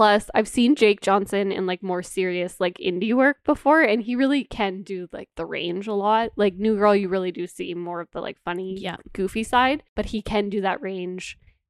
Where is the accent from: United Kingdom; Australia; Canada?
Canada; We are Canadian.